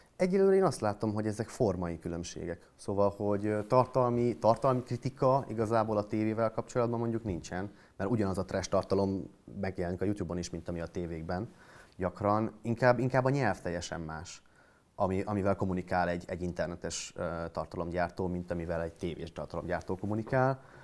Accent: Miskolc, Borsod-Abaúj-Zemplén, Hungary; moved away as an adult; also born or lived in Budapest; Miskolcon születtem, oda jártam gimnáziumba

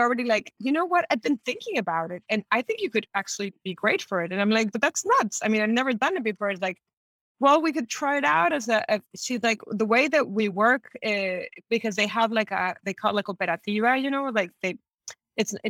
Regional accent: Tijuana, Baja California, Mexico; moved away as an adult; also born or lived in San Diego, California, United States / Mexico City, Mexico; now in Buenos Aires, Argentina; I grew up in Tijuana, and I grew up in San Diego in California

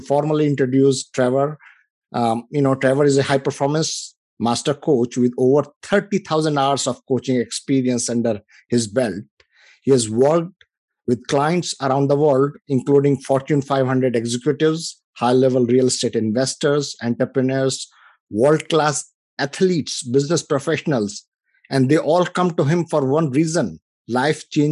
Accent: India; moved away as an adult; now in United States; I come from India. You know, I came here about 25 years ago.

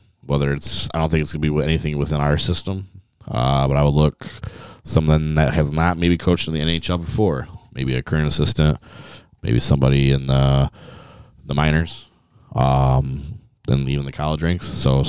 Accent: Kentwood, Michigan, United States; my hometown Kentwood kid

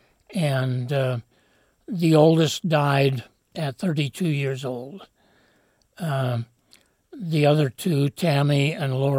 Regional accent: Salt Lake City, Utah, United States; also born or lived in Sacramento, California / Vallejo, California; Born and raised in Salt Lake, but grew up in California in the sense that for World War II, my dad went to work for Greyhound Bus and moved us to California

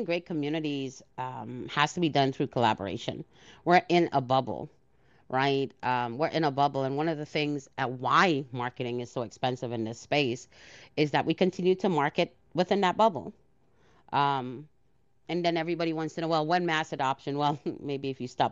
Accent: Trinidad & Tobago; I was born in Trinidad.

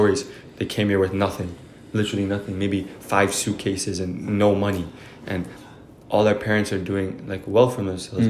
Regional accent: Canada; growing up in Canada, we're very lucky. We're very fortunate mm-hmm. to be growing up in a country like this.

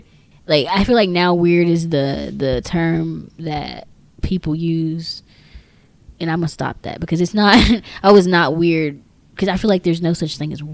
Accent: Texas, United States; We're from Texas

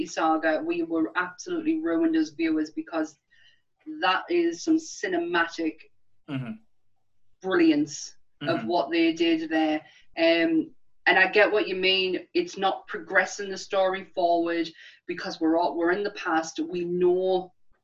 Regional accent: the north of England, United Kingdom; accent: northern; my northern accent

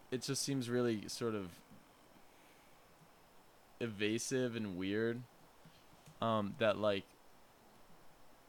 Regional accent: United States; as an American, from an American perspective

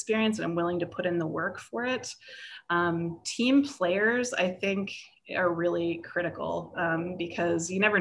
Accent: United States; also born or lived in Pittsburgh; now in California, United States; I'm not bilingual, I'm an American. I only speak one language

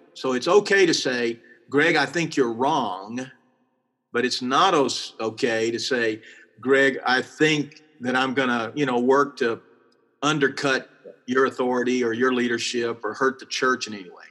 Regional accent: Texas, United States; I'm from Texas

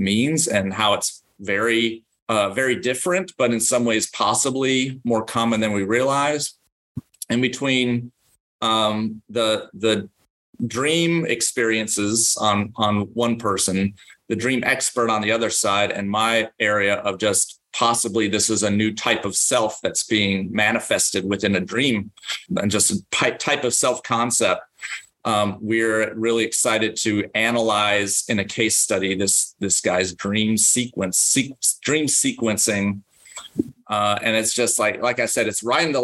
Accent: Ann Arbor, Michigan, United States; moved away; I grew up in Ann Arbor, Michigan, and I was in Ann Arbor, Michigan from birth

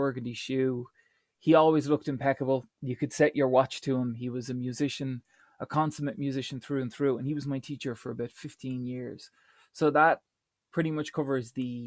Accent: Dublin, Leinster, Ireland; I was born and raised in Dublin.

